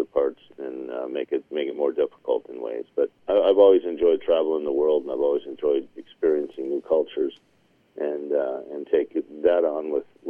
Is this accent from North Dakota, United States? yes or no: yes; near Minot, North Dakota, United States; that's my home state. I grew up not far from Minot.